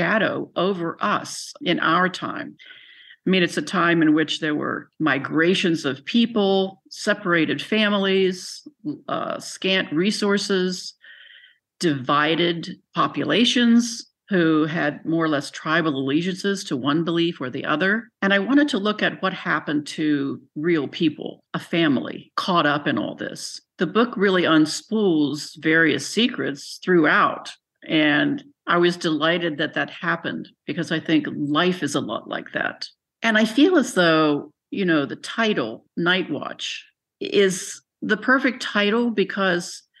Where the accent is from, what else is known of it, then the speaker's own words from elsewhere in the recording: Buckhannon, West Virginia, United States; moved away; I grew up in Buchanan, so that's 20 minutes, you know, from Weston